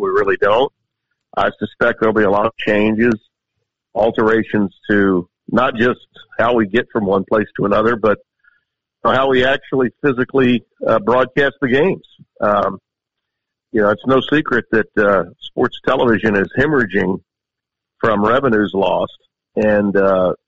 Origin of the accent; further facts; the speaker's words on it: Shreveport, Louisiana, United States; I live in my hometown of Shreveport. I have for 30 years